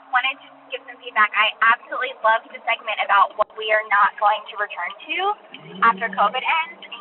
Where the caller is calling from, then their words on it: Dallas, Texas, United States; I was calling about the what we did as kids that would never fly today, and … from Dallas.